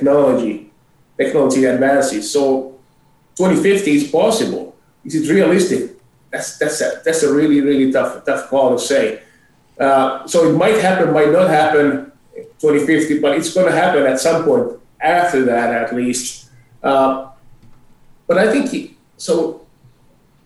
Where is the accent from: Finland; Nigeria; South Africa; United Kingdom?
Finland; also born or lived in Boston / Philadelphia / Europe; now in Calgary, Canada; I'm originally from Finland, but I haven't lived in Finland since 1992